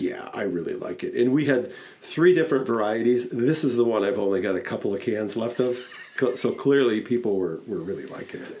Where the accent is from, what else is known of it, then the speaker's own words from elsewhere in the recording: Wisconsin, United States; we're from Wisconsin